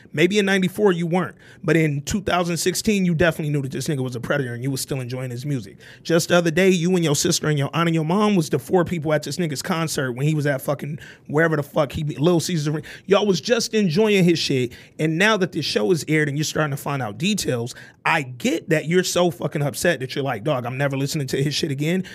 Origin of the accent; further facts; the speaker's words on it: Birmingham, Alabama, United States; I'm from Alabama. I am from Birmingham, Alabama